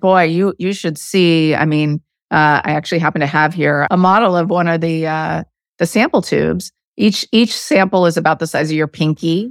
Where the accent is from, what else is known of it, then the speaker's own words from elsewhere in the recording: Arizona, United States; I grew up in Arizona